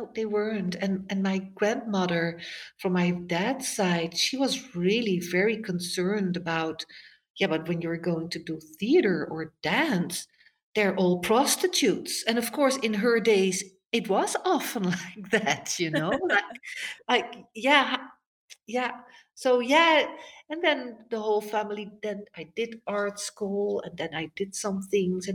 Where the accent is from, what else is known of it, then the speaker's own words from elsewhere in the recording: Netherlands; moved away; I was growing up in the Netherlands.